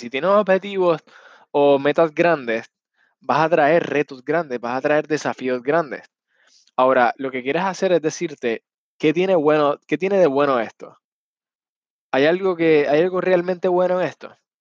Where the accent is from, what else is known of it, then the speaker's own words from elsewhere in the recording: Puerto Rico; Yo soy puertorriqueño